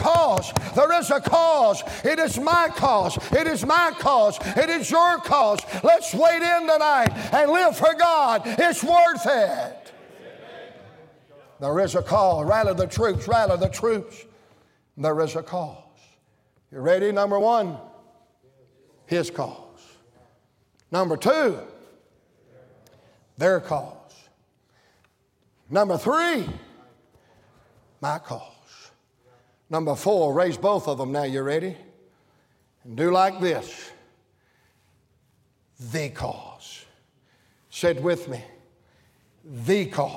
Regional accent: Danville, Virginia, United States; I was born in Danville, Virginia.

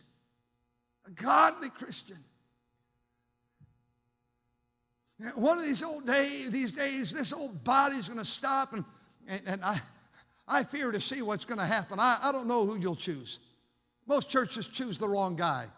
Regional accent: Fremont, United States; I grew up over here in Fremont.

